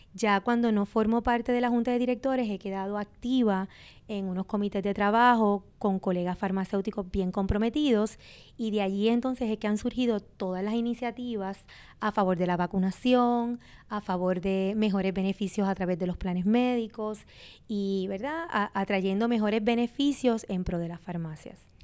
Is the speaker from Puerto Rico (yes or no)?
yes; Sabana Grande, Puerto Rico; yo llegué, ¿verdad? A mi pueblo natal, pero joven